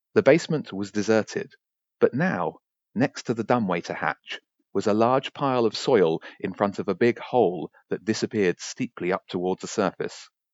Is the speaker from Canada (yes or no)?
no; Brighton, South East England, United Kingdom; I'm a guy from Brighton who likes writing.